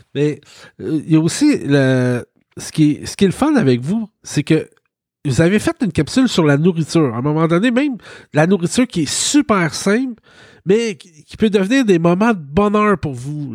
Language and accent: French; Quebec, Canada; je venais du Québec